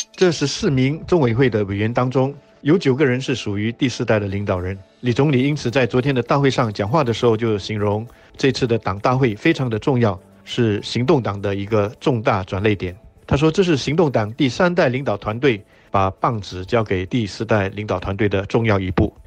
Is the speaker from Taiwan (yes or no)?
no; Singapore; 我们新加坡人